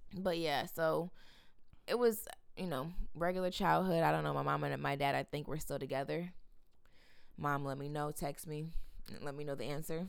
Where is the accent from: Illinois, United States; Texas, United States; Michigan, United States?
Michigan, United States; Grand Rapids; born and raised in Grand Rapids